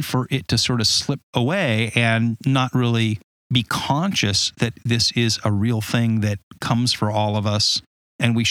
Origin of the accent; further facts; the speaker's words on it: Southern California, United States; moved away; I grew up in Southern California, you know, where you would like to live